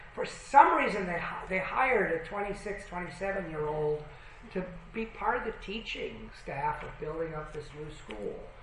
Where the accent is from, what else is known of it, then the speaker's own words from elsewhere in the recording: Berkeley, California, United States; also born or lived in Colorado; now in Toronto, Canada; I grew up in, in Berkeley, California, in the heyday of, of uh, hippies